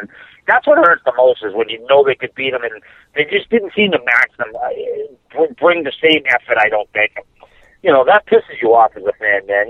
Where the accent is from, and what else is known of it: Canada